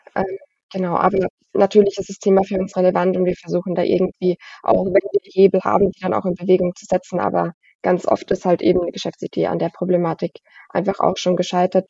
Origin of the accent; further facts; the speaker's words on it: Frankenthal, Rhineland-Palatinate, Germany; bin Frankentalerin, also ich pendel die 15, 20 Minuten dann immer nach Worms